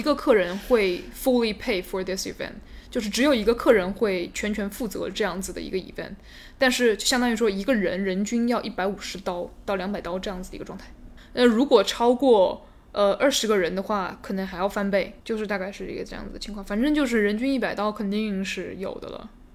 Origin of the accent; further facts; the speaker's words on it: Nanchang, Jiangxi, China; accent: southern accent mixed with northern; moved away as an adult; also born or lived in northern China; now in United States; 我是一个从小生长在南昌的这么一个南昌人，就是我有很重的南方口音，再加上我在北方上的大学，上的本科，那么我又有这个北方的口音，所以我说话呢就是一个南北结合